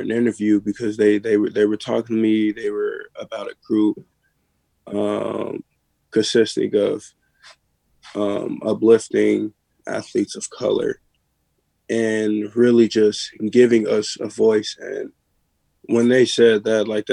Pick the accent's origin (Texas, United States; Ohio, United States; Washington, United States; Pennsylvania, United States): Ohio, United States; Cincinnati; I'm from Cincinnati, Ohio.